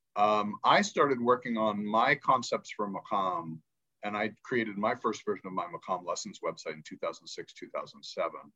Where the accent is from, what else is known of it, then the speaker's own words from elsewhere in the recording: Pittsburgh, Pennsylvania, United States; first language English; moved away as an adult; also born or lived in Egypt / New York; I grew up in Pittsburgh, Pennsylvania